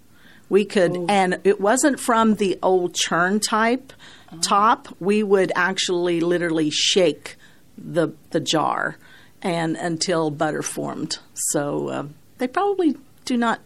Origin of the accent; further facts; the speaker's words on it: Bolivar, Missouri, United States; I was born and raised in Bolivar